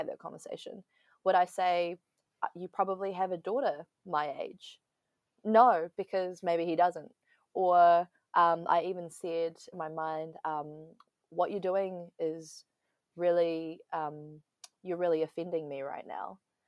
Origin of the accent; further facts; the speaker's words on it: Taiwan; English is a second language; I was like, Taiwan. I'm from Taiwan. He's like, oh, but your English is really good.